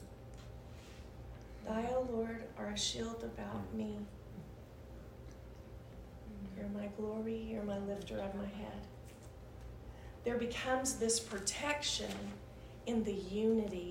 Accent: Oklahoma, United States; we're from Oklahoma

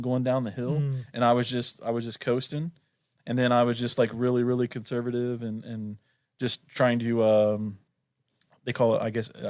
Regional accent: Norway; I'm from Norway.

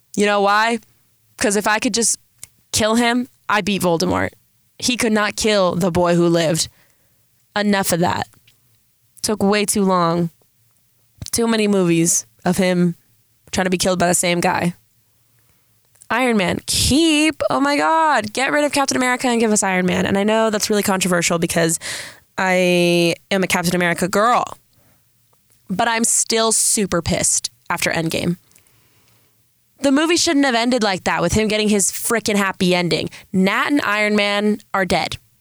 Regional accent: San Diego, California, United States; accent: Valley girl; I'm from San Diego

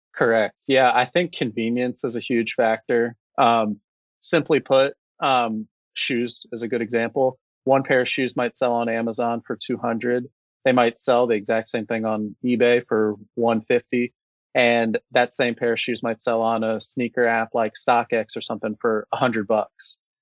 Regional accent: Cincinnati, Ohio, United States; born and raised in Cincinnati my whole life

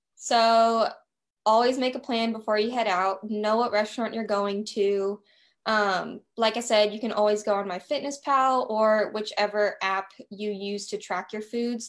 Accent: Nashville, Tennessee, United States; I am from Nashville, Tennessee. I live here with my fiance and two dogs.

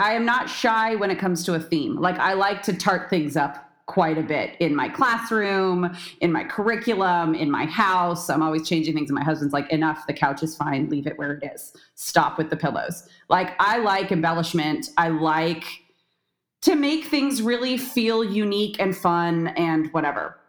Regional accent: San Diego, California, United States; But I am born and raised in San Diego, California. That's where I still am.

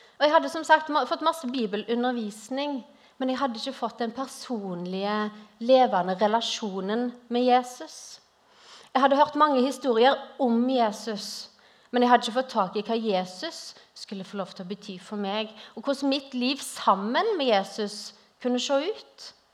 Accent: Western Norway, Norway; moved away as an adult; now in Grimstad, Norway; hører dere kanskje at jeg er ikke herfra. Jeg er opprinnelig fra Vestlandet

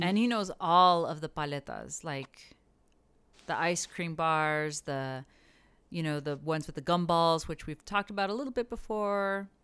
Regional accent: El Paso, Texas, United States; growing up in El Paso

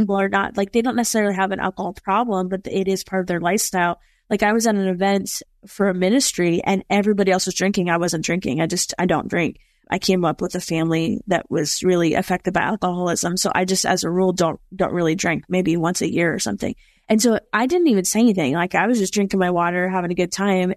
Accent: East Coast, United States; I'm from the East Coast

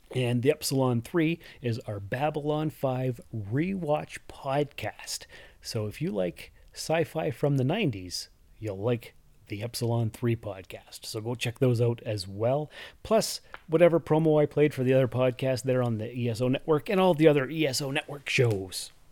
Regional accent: Sault Ste. Marie, Ontario, Canada; also born or lived in North Bay, Ontario / Timmins, Ontario; I was born and raised here in Sault Ste. Marie, Ontario, Canada, and lived here until I was about nineteen

